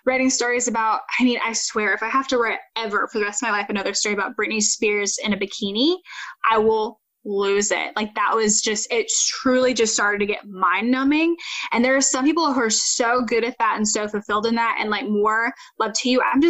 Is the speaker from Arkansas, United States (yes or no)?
no; North Carolina, United States; moved away; I always had loved my local news station growing up in North Carolina